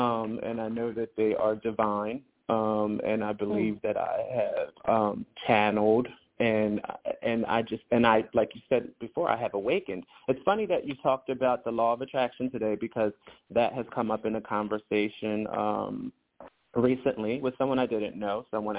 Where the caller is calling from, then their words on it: Philadelphia, Pennsylvania, United States; I'm calling from the Philadelphia area.